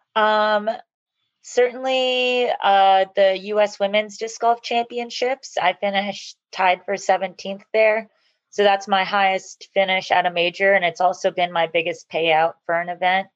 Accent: Georgia, United States; also born or lived in California; I was born in California, but I've lived in Georgia since I was 10

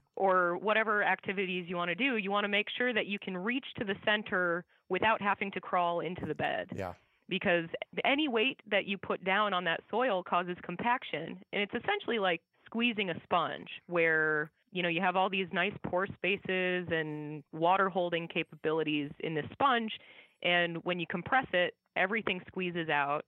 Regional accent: Iowa, United States; I grew up in Iowa

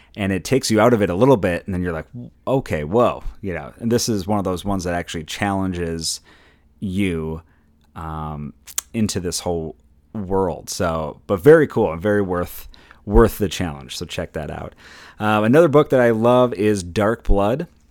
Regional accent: Minnesota, United States; I'm from Minnesota

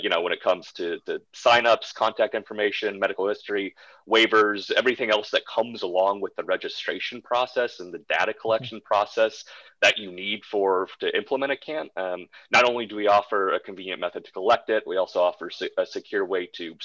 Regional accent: Wisconsin, United States; where I grew up in Wisconsin

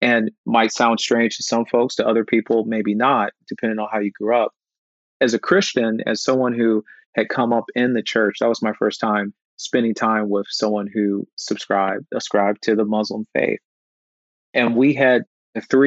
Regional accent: Midwest, United States; Growing up in the Midwest also meant that I would sometimes not be exposed to different cultures

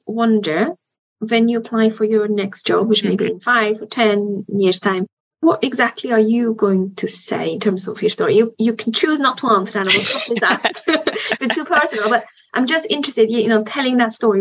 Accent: Switzerland; moved away; Switzerland, where I'm from

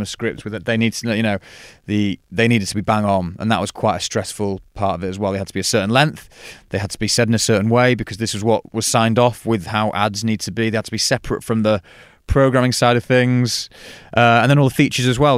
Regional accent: Stockport, North West England, United Kingdom; also born or lived in Sheffield; i am from Stockport

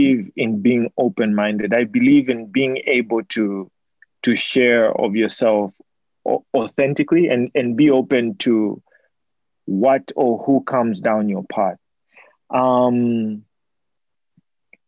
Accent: Zambia; moved away; that's where I'm from. And so, you know, I'm from Zambia

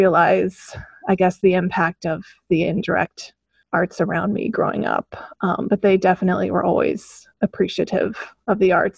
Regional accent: Omaha, Nebraska, United States; also born or lived in Oregon; I was born in Oregon. My mom's from the West Coast, but then I spent most of my upbringing around Omaha.

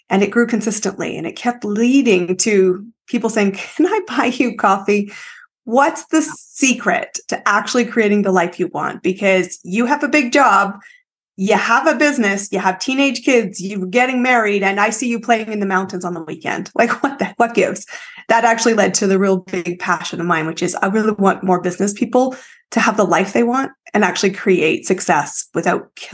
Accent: Canada; I am Canadian, but my story is uh, I've lived in five countries, 30 cities, some more than once.

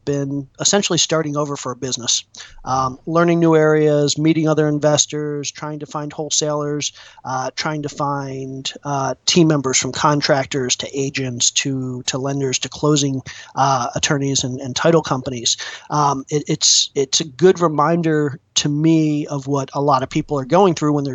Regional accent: Maryland, United States; moved away as an adult; also born or lived in California / Atlanta; I'm originally from Maryland.

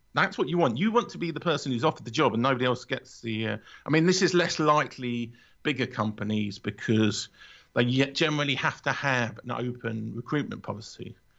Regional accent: London, United Kingdom; also born or lived in Watford; I'm a Londoner

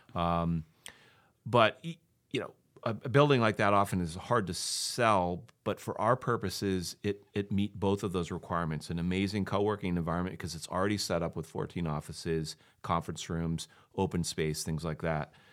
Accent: Maquoketa, Iowa, United States; moved away as an adult; also born or lived in Ohio; I'm from Macocota originally. I grew up there, went to high school

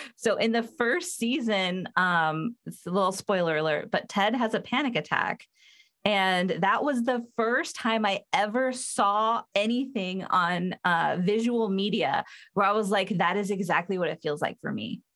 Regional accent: Southern California, United States; I'm from Southern California

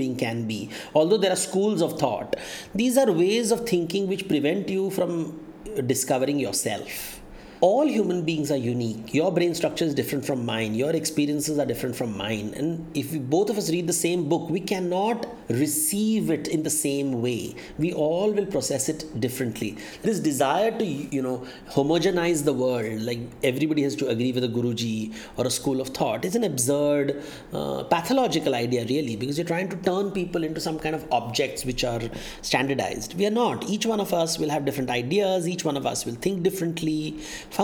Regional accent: Mumbai, Maharashtra, India; I was born in Bombay in the 1970s, the pre-internet era.

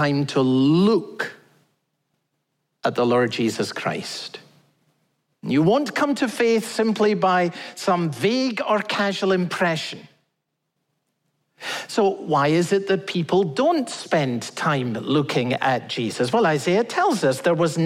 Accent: Scotland, United Kingdom; I'm Scottish

